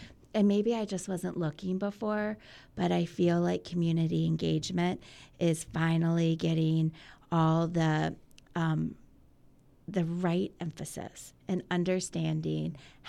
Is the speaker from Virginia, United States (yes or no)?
yes; Virginia Beach, Virginia, United States; moved away as an adult; I'm from Virginia Beach. I grew up here.